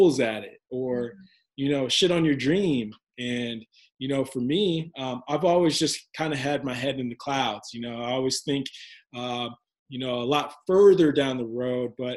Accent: Kansas City, Missouri, United States; growing up in Kansas City myself

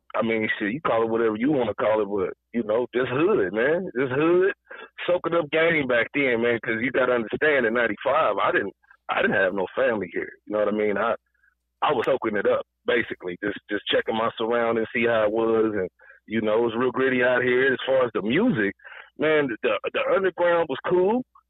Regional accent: St. Louis, Missouri, United States; born there; also born or lived in Alton, Illinois / Rock Island, Illinois; I'm a Midwest baby. A lot of people don't know this, man. I was born in St. Louis, man.

